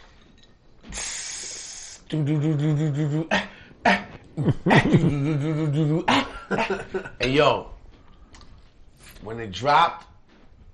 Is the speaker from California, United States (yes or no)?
no; New York City, New York, United States; I'm from Queens